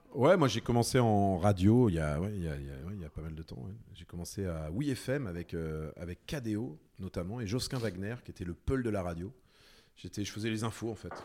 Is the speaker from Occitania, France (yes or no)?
no; Lyon, Auvergne-Rhône-Alpes, France; moved away as an adult; also born or lived in Paris / Rouen; now in Caen, France; je suis lyonnais